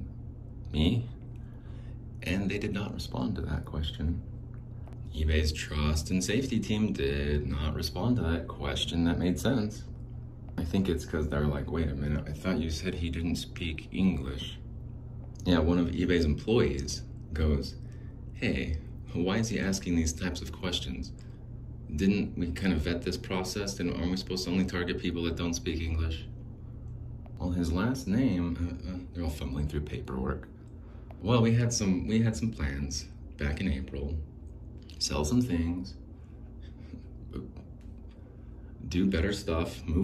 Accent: Arizona, United States; I was still just a young lad growing up in Arizona

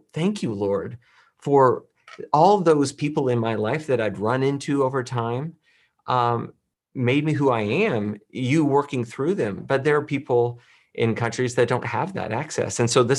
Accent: Illinois, United States; You know, I grew up in Illinois. I grew up in a Bible-believing Christian home. I was raised that way.

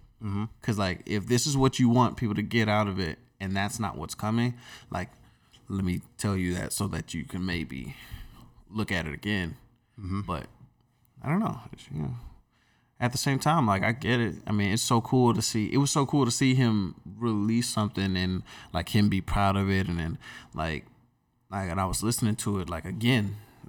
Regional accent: Durham, North Carolina, United States; Because we're from the Bull City.

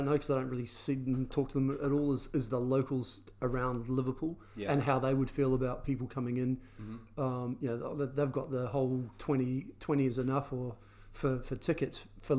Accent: New Zealand; now in England; as a Kiwi

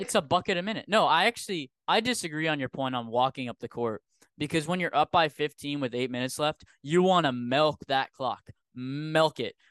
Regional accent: Rhode Island, United States; I'm a Rhode Islander at heart, but I'm a New Yorker in the brain

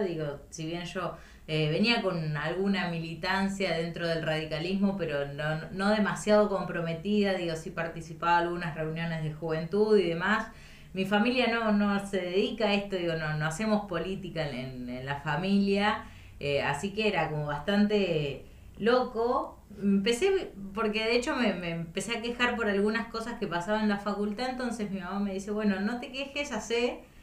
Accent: Intendente Alvear, La Pampa, Argentina; moved away as an adult; now in Santa Rosa, Argentina; Yo soy de Intendente Alvear, La Pampa, al norte de la provincia

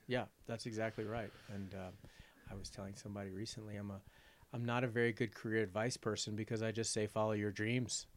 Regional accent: Richmond, Virginia, United States; moved away as an adult; now in Wyoming, United States; I grew up in Richmond, Virginia

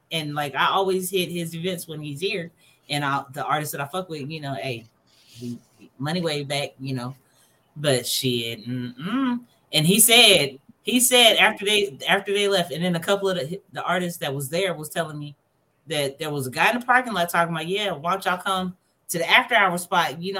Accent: California, United States; Like growing up in California, we grew up in the house, and then we was military.

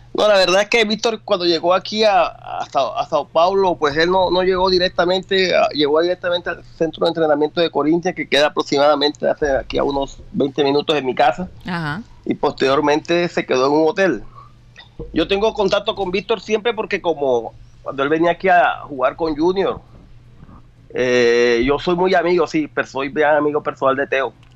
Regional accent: Colombian Caribbean coast, Colombia; now in Brazil; nosotros costeños

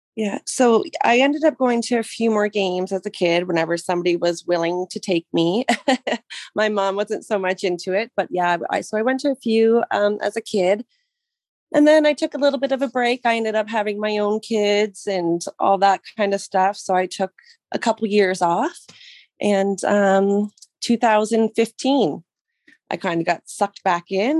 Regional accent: Mississauga, Ontario, Canada; now in Brantford, Canada; I was born in Mississauga

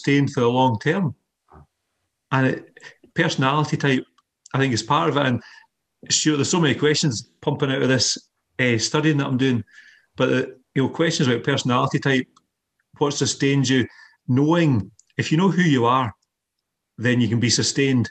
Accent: Scotland, United Kingdom; we're Scottish

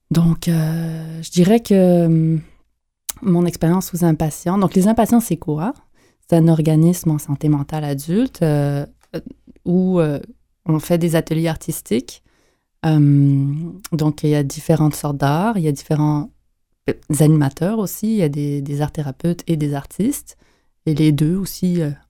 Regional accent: Montreal, Quebec, Canada; je suis née à Montréal.

